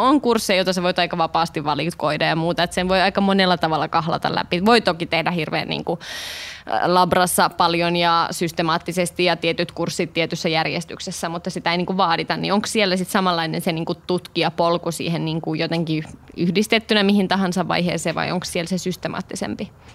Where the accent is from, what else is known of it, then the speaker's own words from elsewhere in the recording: Kouvola, Kymenlaakso, Finland; now in Helsinki, Finland; Nyt meitä on kaksi Kouvolasta.